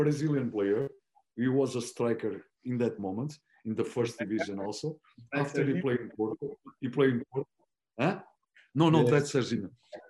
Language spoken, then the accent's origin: English; Florence, Tuscany, Italy; English is a second language; My club is Firenze. When I start, it's from my city. My father was a director there.